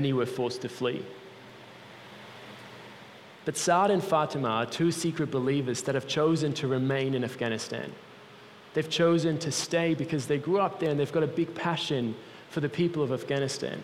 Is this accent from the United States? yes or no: no; Switzerland; moved away; I grew up in Switzerland, my mom's Italian